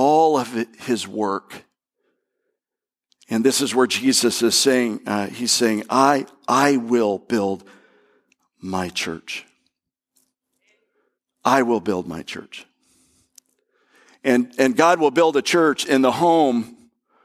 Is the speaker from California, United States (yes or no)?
no; Bradenton, West Palm Beach, Florida, United States; we moved from Bradenton to West Palm Beach